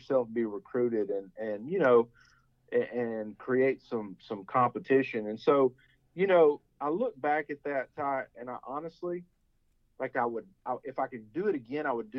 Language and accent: English; Huntsville, Texas, United States; we growing up in Huntsville, our parents being Bearcats